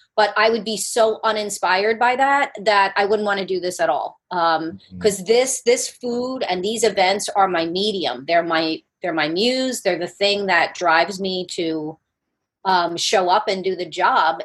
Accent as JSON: {"language": "English", "region": "New Jersey", "country": "United States", "tie": "born or raised there", "also_born_or_lived": "Brooklyn, New York", "moved": "as an adult", "lives_now": "Charleston, United States", "said": "I grew up as a Jersey girl"}